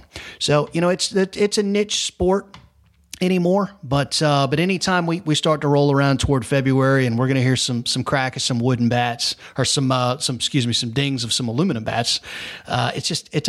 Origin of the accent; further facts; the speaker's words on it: Tallahassee, Florida, United States; Growing up in Tallahassee